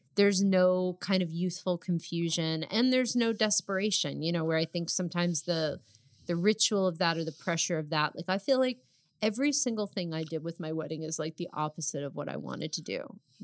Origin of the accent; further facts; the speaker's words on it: New Jersey, United States; We're also both from New Jersey